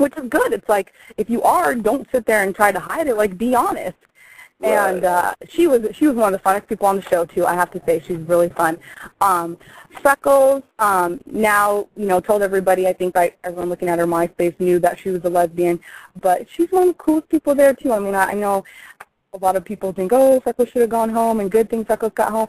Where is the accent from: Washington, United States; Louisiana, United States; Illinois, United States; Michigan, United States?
Michigan, United States; Detroit; also born or lived in Arizona; now in Las Vegas, United States; I'm originally from Detroit, and then I moved to Arizona and went to school there, and then came to Vegas and finished college up here, and just stayed.